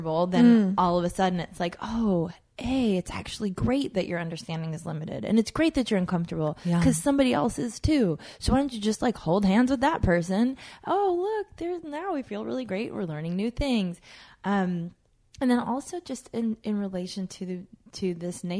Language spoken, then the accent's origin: English; United States; also born or lived in Jamaica; I was born a U.S. citizen, and then I grew up, most of my life has been here